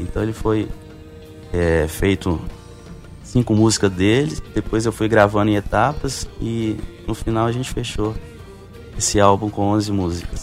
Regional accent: Belo Horizonte, Minas Gerais, Brazil; moved away as an adult; now in João Pessoa, Brazil; Sim, sou mineiro, de Belo Horizonte. Recentemente, tem seis meses que eu me mudei aqui para João Pessoa

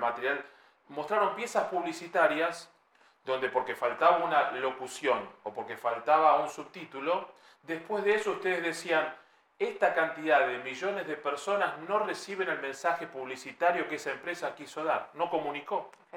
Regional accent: Argentina; como todo argentino

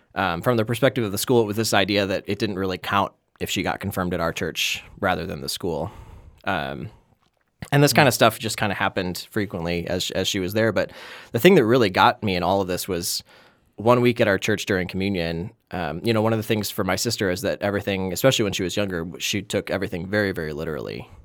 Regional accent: Wisconsin, United States; accent: Wisconsin; now in Minnesota, United States

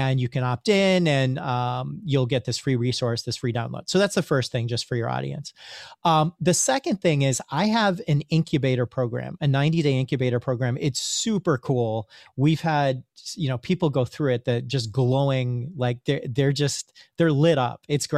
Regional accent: India; You know, being Indian, I have a little bit of instant spiritual street cred.

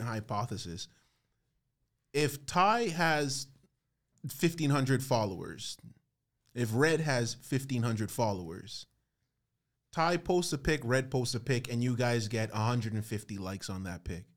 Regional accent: Toronto, Ontario, Canada; I'm from Scarborough

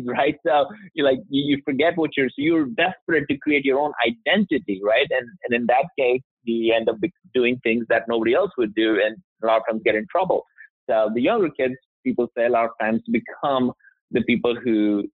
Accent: India; also born or lived in Alabama, United States; now in Alpharetta, United States; I grew up in India.

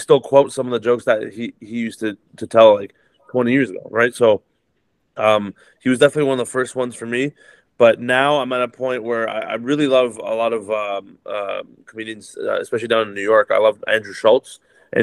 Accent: Toronto, Ontario, Canada; I grew up in Toronto, Canada, which is one of the most diverse cities in the world

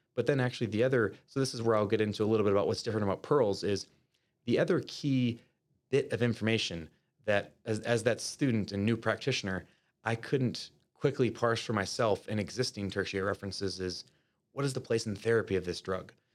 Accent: Winona, Minnesota, United States; now in Minneapolis, United States; I'm originally from, um, uh, Winona, Minnesota, which is a rural town about two hours south of the Twin Cities metro area.

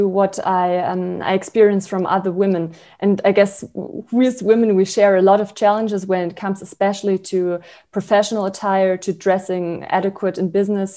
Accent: Berlin, Germany; English is a second language; also born or lived in Freiburg, Germany / St. Gallen, Switzerland; I was born in Freiburg in Germany, and then I grew up in Berlin

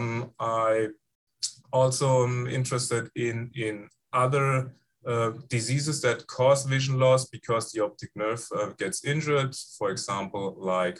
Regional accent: Frankfurt, Hesse, Germany; English is a second language; moved away as an adult; also born or lived in Mainz, Germany; now in Iowa City, United States; I was raised and grew up in Germany in the Frankfurt area, in the former western part of Germany

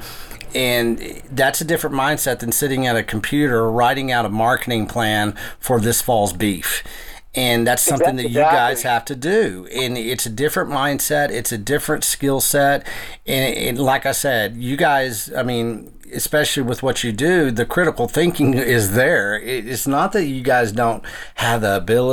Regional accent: West Texas, United States; I was growing up in West Texas

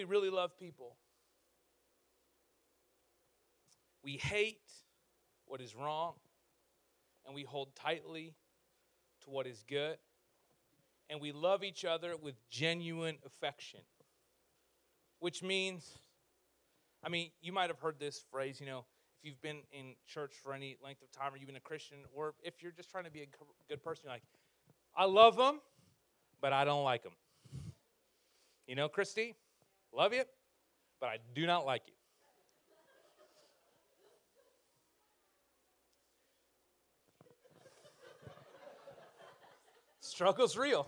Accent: Canada; in our culture as Canadians, like we're the nice people of the world

